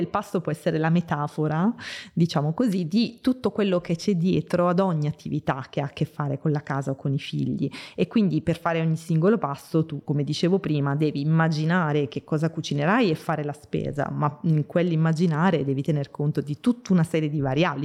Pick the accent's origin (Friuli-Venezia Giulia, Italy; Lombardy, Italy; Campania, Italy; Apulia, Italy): Apulia, Italy; Bari; moved away as an adult; now in Milan, Italy; vengo da Bari. Lì sono nata, ho passato venti, vent'anni della mia vita in Puglia e vent'anni a Milano